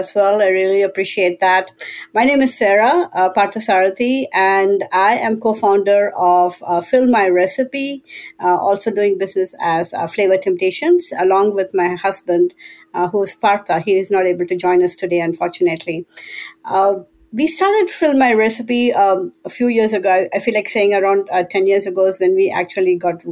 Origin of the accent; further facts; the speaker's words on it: India; moved away; We are immigrants from India